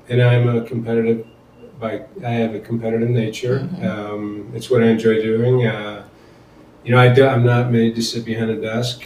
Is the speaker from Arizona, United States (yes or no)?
no; Portage, Michigan, United States; also born or lived in Denver, Colorado; I spent most of my childhood um, in a small town in Portage, Michigan, right by Kalamazoo